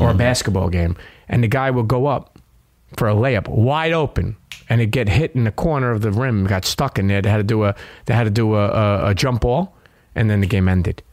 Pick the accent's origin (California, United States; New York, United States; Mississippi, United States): New York, United States; New York City; I grew up in Brooklyn